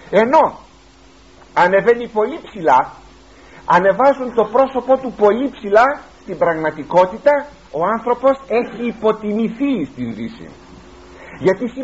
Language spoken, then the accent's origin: Greek; Greece; είμαι Έλληνας αυτή τη στιγμή και μάλιστα Έλληνας χριστιανός